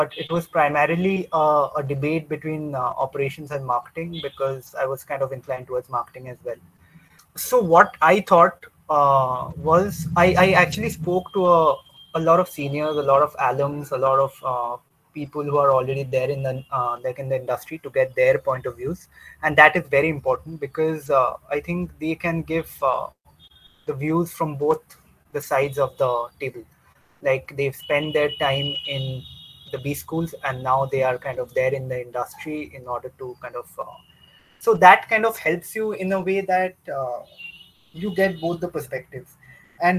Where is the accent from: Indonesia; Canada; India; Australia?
India; Kolkata, West Bengal; moved away as an adult; also born or lived in Manipal / Pune; I'm from Calcutta. I've been born and brought up out here